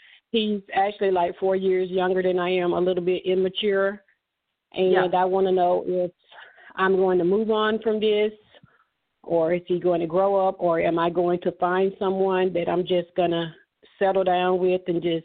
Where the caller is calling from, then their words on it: Atlanta, Georgia, United States; I'm calling from Atlanta, Georgia.